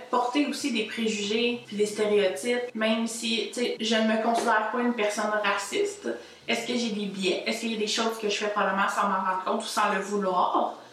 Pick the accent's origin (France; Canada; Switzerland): Canada; Magog, Quebec; Moi, je dois avouer, je viens de Magog. On se souvient d'une petite ville assez blanche, assez peu culturelle